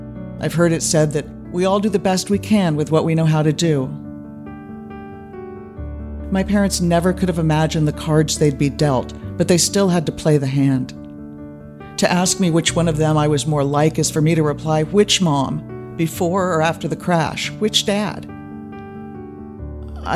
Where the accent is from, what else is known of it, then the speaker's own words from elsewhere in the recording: near San Francisco, California, United States; also born or lived in Germany; They bought the house near San Francisco when I was 5